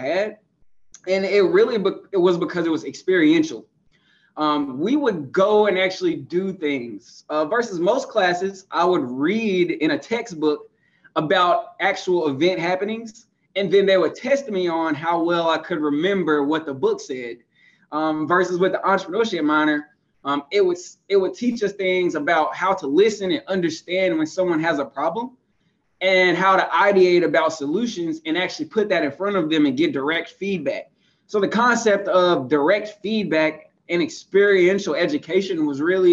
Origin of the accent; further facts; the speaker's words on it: Eden, North Carolina, United States; I'm from rural North Carolina, a small town called Eden, North Carolina